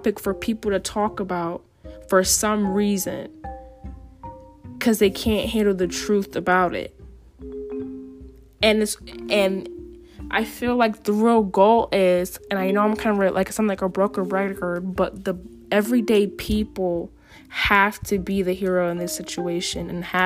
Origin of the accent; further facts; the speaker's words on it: New Haven, Connecticut, United States; Growing up in New Haven